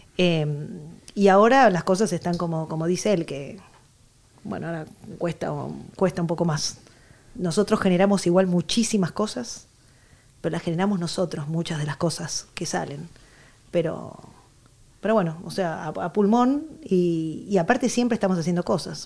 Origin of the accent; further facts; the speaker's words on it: Buenos Aires, Argentina; moved away as an adult; now in Barcelona, Spain; porque nací en Buenos Aires, porque soy argentina, porque mi papá me metió el tango por, los oídos